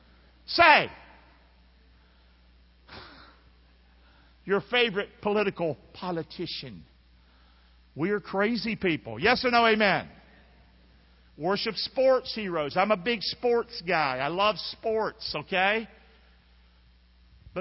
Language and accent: English; Rockingham, North Carolina, United States; now in Englewood, Florida, United States; I'm from North Carolina